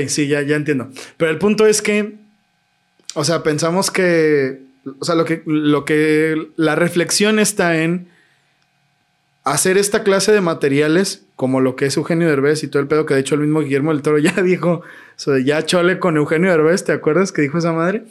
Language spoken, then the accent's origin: Spanish; Mexico; somos mexicanos